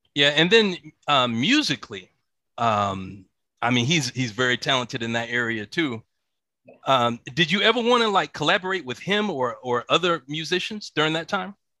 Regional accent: Atlanta, Georgia, United States; I grew up in Atlanta

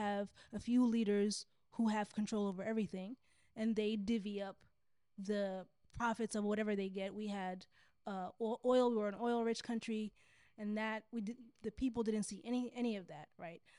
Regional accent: Sudan; moved away as an adult; I'm from Sudan.

